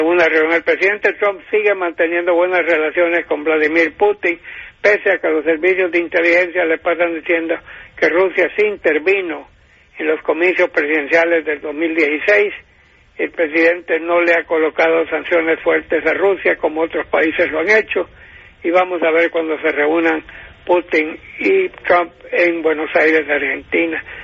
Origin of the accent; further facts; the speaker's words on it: San Pedro Sula, Cortés, Honduras; moved away; mi ciudad natal de San Pedro Sula, donde yo nací en 1935